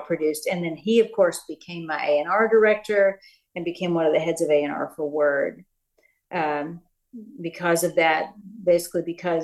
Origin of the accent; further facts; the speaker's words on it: East Tennessee, United States; I'm from East Tennessee. My roots are very much in like folk and Americana and bluegrass.